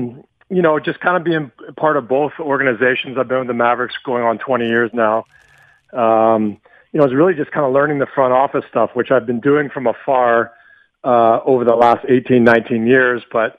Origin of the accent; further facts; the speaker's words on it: Western Canada, Canada; moved away as an adult; now in United States; I've always wanted to move to the States as a you know, young boy living, growing up in Western Canada.